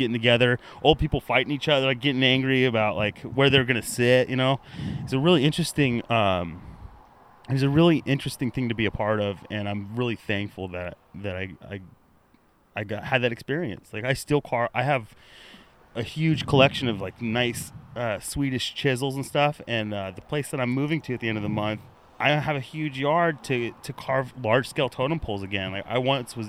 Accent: La Crescenta, California, United States; I was growing up in Southern California, in La Crescenta, California

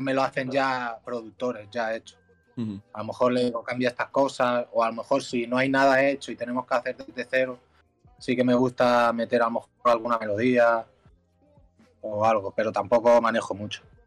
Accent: Mallorca, Balearic Islands, Spain; soy un chaval de Mallorca

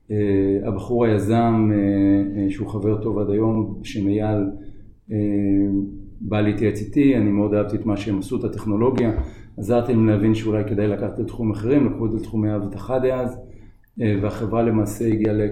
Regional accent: Tel Aviv, Tel Aviv District, Israel; נולדתי בתל אביב, גדלתי באזור בבלי.

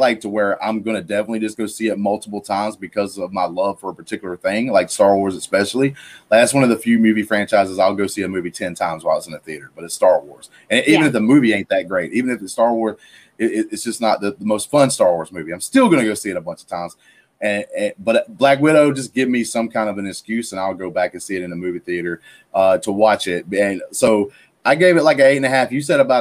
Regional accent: Alabama, United States; I'm from Alabama.

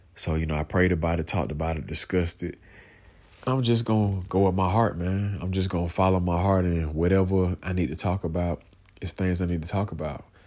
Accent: Atlanta, Georgia, United States; also born or lived in Americus, Georgia; I grew up in Clay County, man, you know, on the south side of Atlanta

